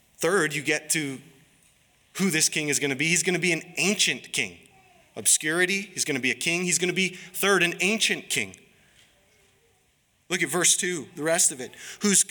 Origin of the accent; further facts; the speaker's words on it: Harlem, United States; moved away; I'm from Harlem